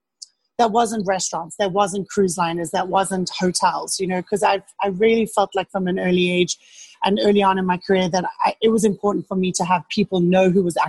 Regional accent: Cape Town, Western Cape, South Africa; moved away as an adult; I grew up in Cape Town in South Africa

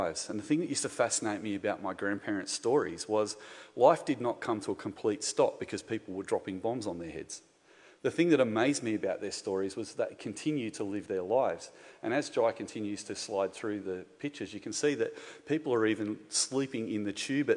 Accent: Gymea Bay, New South Wales, Australia; I grew up in Guymere Bay, which is about a stone's throw away from this place that we're meeting in tonight.

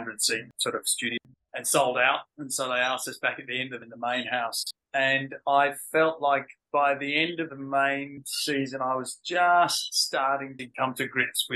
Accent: Australia; also born or lived in London, United Kingdom; I moved to Australia when I was 10 from London

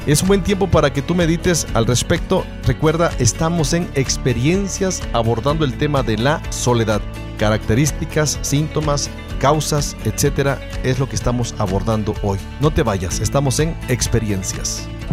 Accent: Tangamandapio, Michoacán, Mexico; lugar donde yo nací. Siempre digo ahí, Tamangandapio

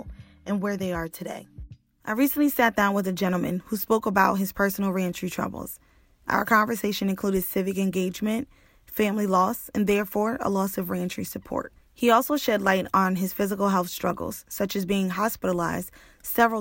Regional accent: United States; born or raised there; also born or lived in New Jersey

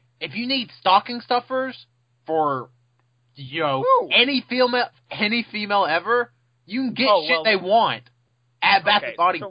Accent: the South, United States; I'm from the South!

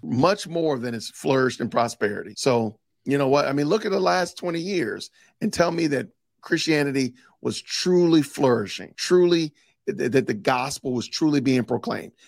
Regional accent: Chicago, Illinois, United States; I was raised in Chicago, Illinois

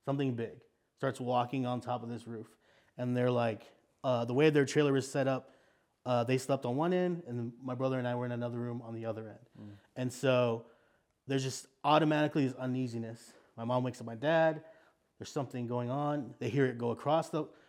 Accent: South Texas, United States; I come from South Texas, which is a very like Hispanic area of Texas, but also connected to Mexico.

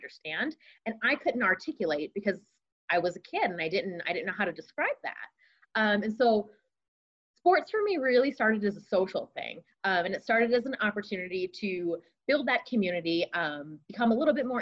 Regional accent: East Coast, United States; moved away as an adult; also born or lived in Champaign, Illinois; growing up on the East Coast, being a part of a program from Philadelphia.

